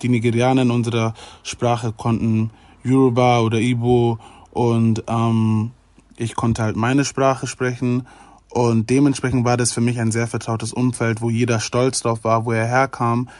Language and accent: German; Germany; mit Deutsch natürlich, weil ich in Deutschland geboren wurde und weil ich hier mein ganzes Leben schon lebe